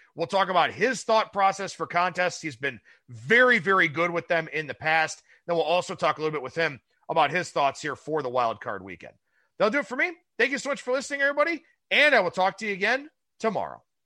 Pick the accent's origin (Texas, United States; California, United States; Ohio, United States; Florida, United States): Ohio, United States; Cleveland; my hometown team